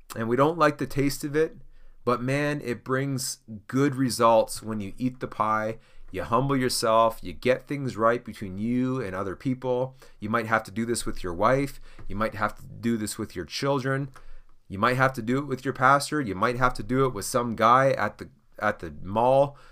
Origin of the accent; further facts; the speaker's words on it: Canada; I'm Canadian